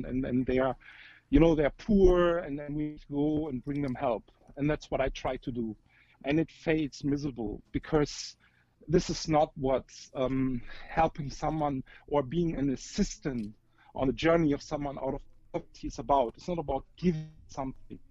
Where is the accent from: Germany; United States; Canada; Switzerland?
Germany; I'm 47, I'm from Germany, married to an Indian.